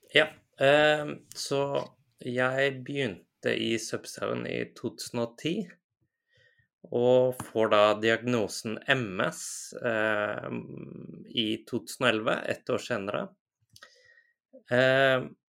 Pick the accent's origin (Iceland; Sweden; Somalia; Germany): Iceland; moved away as an adult; also born or lived in United Kingdom; now in Lørenskog, Norway; Jeg er fra Island eh, opprinnelig.